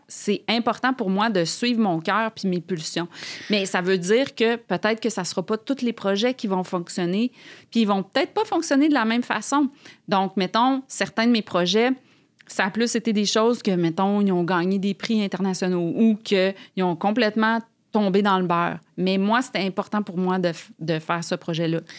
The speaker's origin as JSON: {"language": "French", "town": "Quebec City", "region": "Quebec", "country": "Canada", "moved": "as an adult", "lives_now": "Montreal, Canada", "said": "Moi, je viens de Québec"}